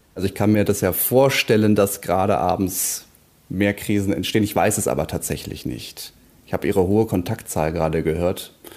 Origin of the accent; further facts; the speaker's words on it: Berlin, Germany; als Berliner